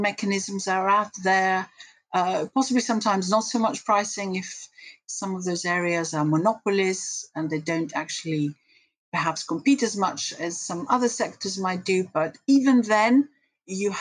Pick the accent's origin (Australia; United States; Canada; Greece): Greece; moved away as an adult; now in United Kingdom; I grew up in Greece and came over to the UK to do economics